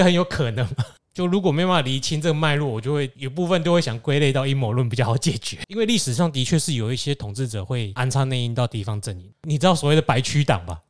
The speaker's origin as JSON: {"language": "Chinese", "region": "central Taiwan", "country": "Taiwan", "said": "尤其是我们中部人"}